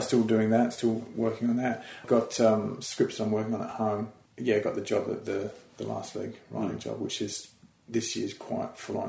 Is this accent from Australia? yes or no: yes; Australia; moved away as an adult; now in United Kingdom; we moved over from Australia